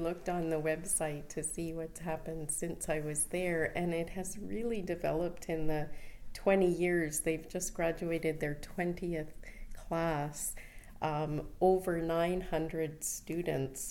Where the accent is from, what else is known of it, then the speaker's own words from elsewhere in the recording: Winnipeg, Manitoba, Canada; moved away as an adult; also born or lived in Toronto / Uganda; now in Vancouver, Canada; I was born in Winnipeg, Manitoba, and that's where I studied pharmacy.